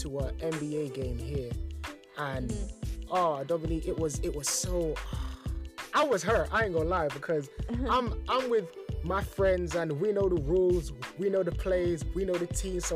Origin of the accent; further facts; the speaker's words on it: London, United Kingdom; me growing up in London